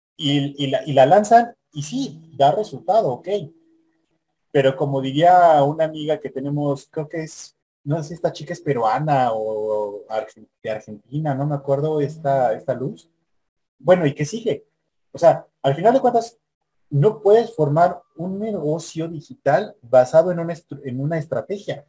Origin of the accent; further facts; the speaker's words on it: Mexico; yo soy mexicano